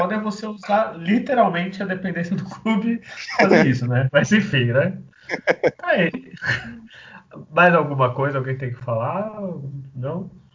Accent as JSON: {"language": "Portuguese", "town": "Santos", "region": "São Paulo", "country": "Brazil", "said": "eu sou de Santos"}